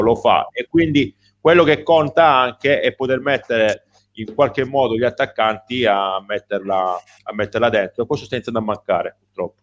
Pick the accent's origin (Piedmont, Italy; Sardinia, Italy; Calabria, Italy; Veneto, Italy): Calabria, Italy; da calabrese